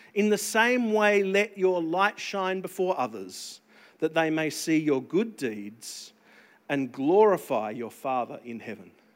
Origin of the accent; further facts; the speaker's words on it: Pinnaroo, South Australia, Australia; when I was growing up in Pineroo on the farm